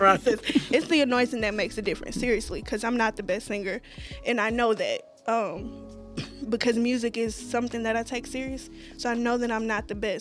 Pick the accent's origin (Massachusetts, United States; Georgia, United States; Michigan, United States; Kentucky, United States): Georgia, United States; Atlanta; I'm from Atlanta.